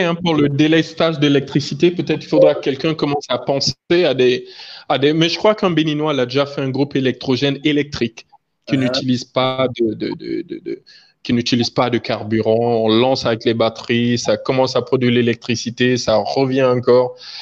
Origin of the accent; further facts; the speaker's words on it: Guinea; chez nous en Guinée